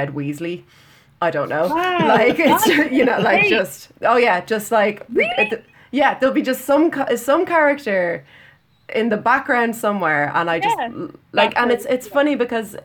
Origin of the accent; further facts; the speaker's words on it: Ireland; we're Irish.